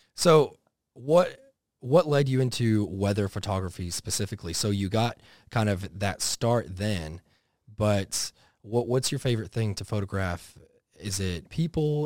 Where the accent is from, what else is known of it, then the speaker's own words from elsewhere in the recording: Dallas, Texas, United States; growing up in Texas, eh, eh, out, like, somewhat in the country there for a while before it got real built up around Dallas